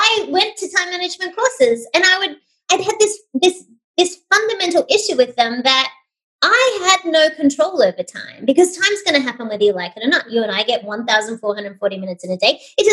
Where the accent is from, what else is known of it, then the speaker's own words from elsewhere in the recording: Sydney, New South Wales, Australia; moved away as an adult; now in United States; I hail from Sydney, Australia